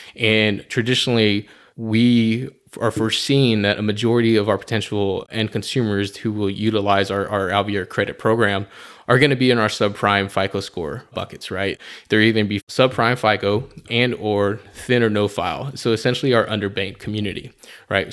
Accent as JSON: {"language": "English", "town": "San Antonio", "region": "Texas", "country": "United States", "tie": "born or raised there", "also_born_or_lived": "Colorado Springs, Colorado", "said": "I was born and raised here in San Antonio, Texas, uh, the Alamo City."}